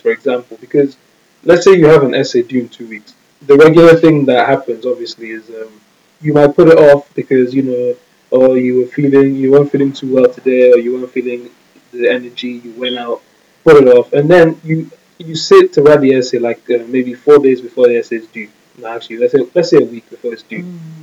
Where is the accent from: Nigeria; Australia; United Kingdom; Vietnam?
Nigeria; we're Nigerian